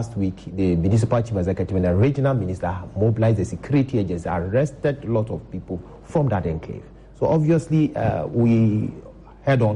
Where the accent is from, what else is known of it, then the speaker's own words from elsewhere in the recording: Ghana; as a Ghanaian